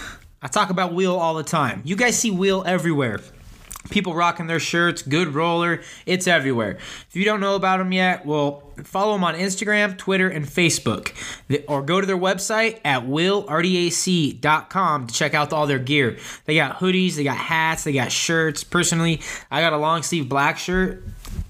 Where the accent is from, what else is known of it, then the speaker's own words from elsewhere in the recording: Denver, Colorado, United States; we're all from Denver